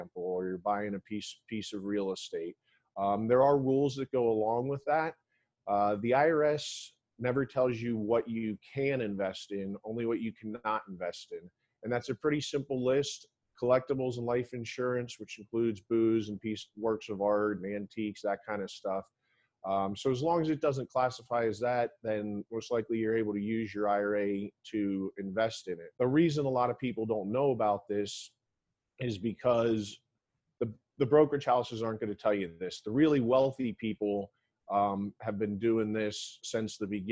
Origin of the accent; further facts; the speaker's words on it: Florida, United States; I grew up in Florida